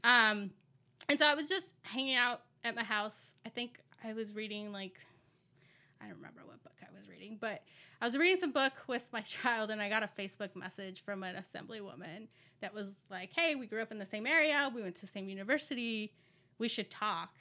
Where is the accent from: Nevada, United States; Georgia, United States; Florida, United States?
Nevada, United States; Las Vegas; also born or lived in California / Mexico; I grew up in Las Vegas